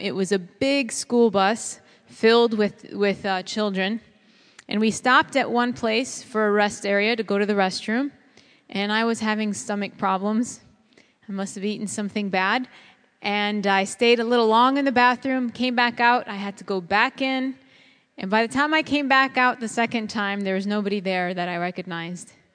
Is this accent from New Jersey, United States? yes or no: no; Chicago, Illinois, United States; I grew up in Chicago, and that's a concrete jungle